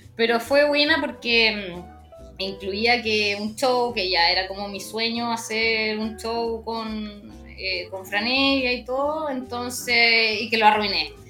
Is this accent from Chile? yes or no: yes; Chile